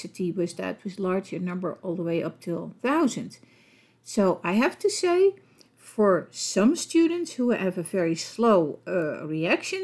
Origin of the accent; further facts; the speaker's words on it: Netherlands; accent: Dutch; English is a second language; with my Dutch accent